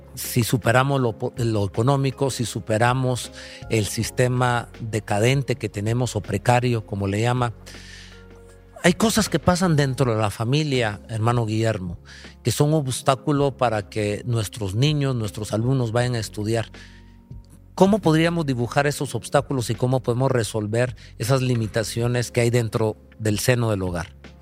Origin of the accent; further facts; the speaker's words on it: Guatemala; Nosotros como guatemaltecos